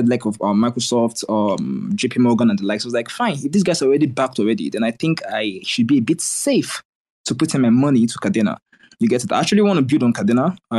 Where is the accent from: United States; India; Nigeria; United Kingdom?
Nigeria; I'm a Nigerian, so I have like an R factor